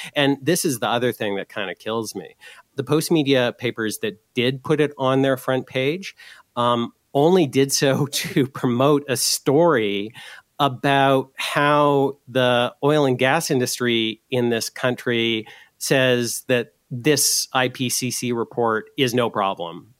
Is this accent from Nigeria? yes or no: no; Canada